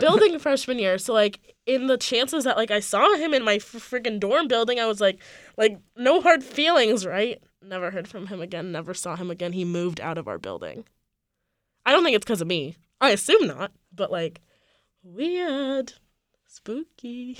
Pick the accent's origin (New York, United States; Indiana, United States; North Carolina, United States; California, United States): California, United States; moved away as an adult; I am from California